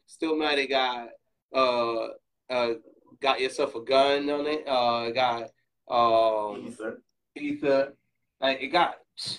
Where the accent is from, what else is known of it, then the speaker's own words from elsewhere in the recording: New York, United States; I'm a New Yorker heavy